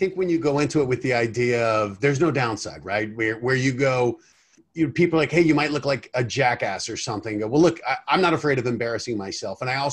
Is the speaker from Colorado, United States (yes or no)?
yes; Colorado, United States; now in Los Angeles, United States; I grew up in Colorado